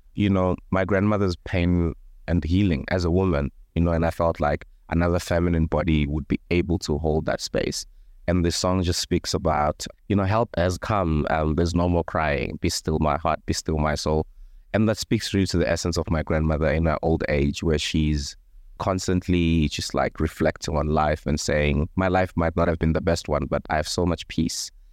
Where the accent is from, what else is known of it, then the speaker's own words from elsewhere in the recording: Thohoyandou, Limpopo, South Africa; I grew up in a small village called Chilapjene, which is maybe twenty kilometers outside of Thohoyandou, which is a small town in Limpopo.